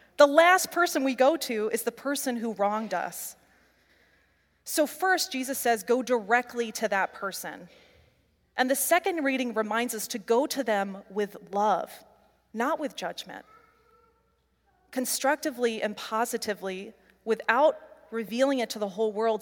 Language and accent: English; Midwest, United States; growing up in the Midwest